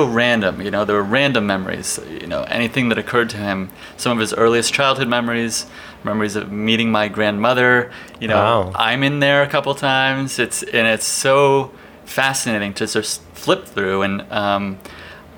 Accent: Towson, Maryland, United States; moved away; also born or lived in Emeryville/Oakland, California; From the East Coast. From just north of Baltimore, Maryland

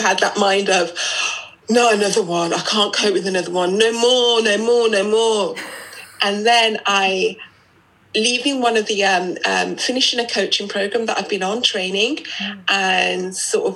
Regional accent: United Kingdom; accent: British; I'm British, which you might know by my accent. I was born in the UK.

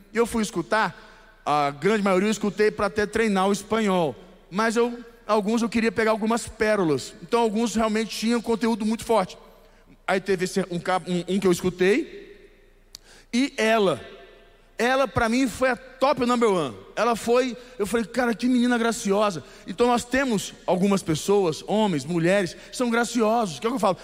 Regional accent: Goiás, Brazil; eu sou goiano. Não tem como ser diferente. Eu sou goiano

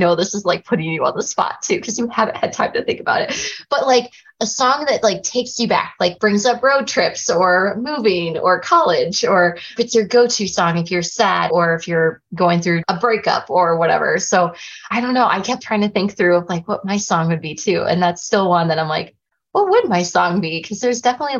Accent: Mount Pleasant, Iowa, United States; now in Cedar Rapids, United States; I always say Mount Pleasant, Iowa. But then like you only live there until like you're 18

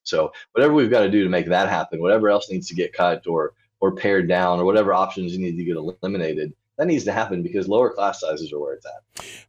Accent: Arkansas, United States; moved away as an adult; also born or lived in Israel / Wyoming; now in Fairbanks, United States; I grew up in Arkansas, small town of about twenty-five thousand people

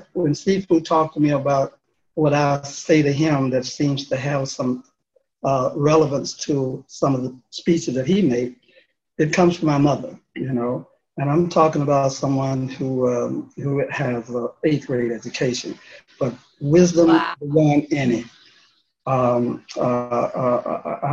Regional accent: Memphis, Tennessee, United States; moved away as an adult; also born or lived in Philadelphia; Memphis was my hometown, South Memphis

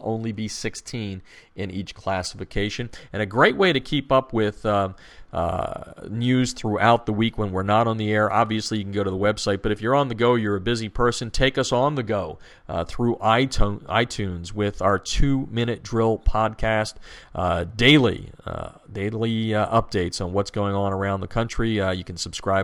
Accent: Hershey, Pennsylvania, United States; Hershey, Pennsylvania, my hometown stomping grounds

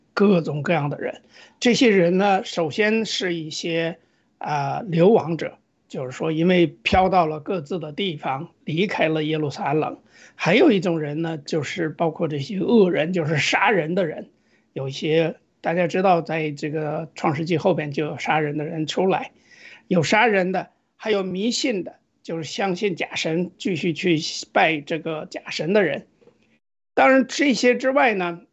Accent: China; 作为中国人，就是中国的这个基督教的这种信仰的复兴

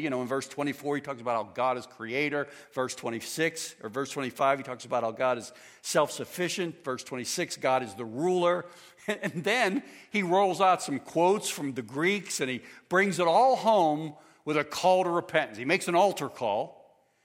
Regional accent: United States; I am an American

